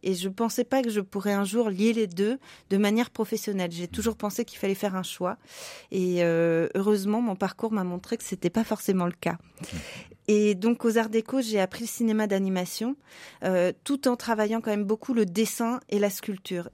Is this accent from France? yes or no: yes; Paris, Île-de-France, France; moved away as an adult; also born or lived in Prague, Czech Republic; now in Lyon, France; je ne suis pas de la région lyonnaise, je suis parisienne